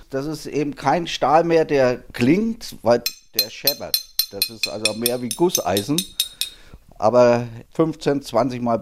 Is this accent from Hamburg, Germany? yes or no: no; Bavaria, Germany; born there; now in Schleswig-Holstein, Germany; bin geborener Mittelfranke. Aber ich bin seit 1974 in Schleswig-Holstein.